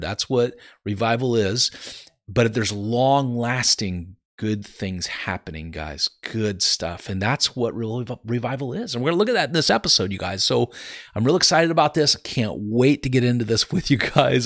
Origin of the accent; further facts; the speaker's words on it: Santa Cruz, California, United States; we grew up in California and Santa Cruz